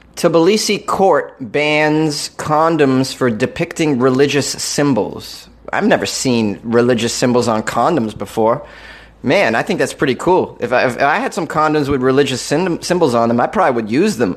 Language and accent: English; Massachusetts, United States; a fellow masshole.